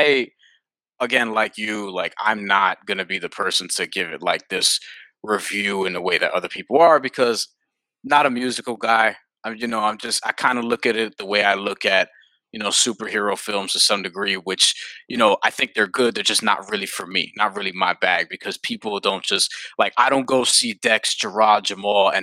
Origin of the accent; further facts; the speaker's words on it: New York City, New York, United States; growing up in New York City, people that look like me, people that look like Dexter, all grew up in the same neighborhoods